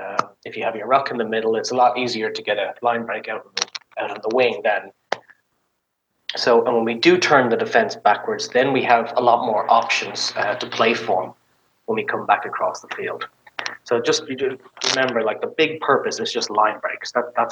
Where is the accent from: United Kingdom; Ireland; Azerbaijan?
Ireland; now in United States; You know, I came from Ireland where it's green and lush and everything's brown.